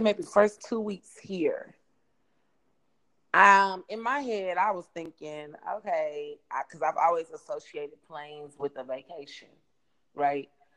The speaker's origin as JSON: {"language": "English", "region": "the South", "country": "United States", "tie": "born or raised there", "moved": "as an adult", "said": "growing up in the South, in America"}